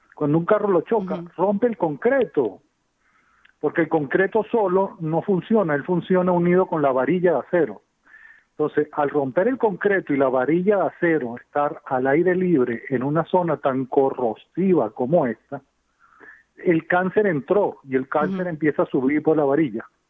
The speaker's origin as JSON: {"language": "Spanish", "country": "Venezuela", "also_born_or_lived": "Germany", "moved": "as an adult", "lives_now": "United States", "said": "yo soy de Venezuela y estudié en Alemania"}